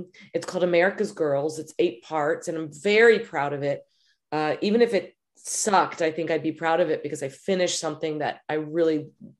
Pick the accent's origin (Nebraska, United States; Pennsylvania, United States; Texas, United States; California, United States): Texas, United States; I grew up in Texas with a complete allergy to sports, never participated.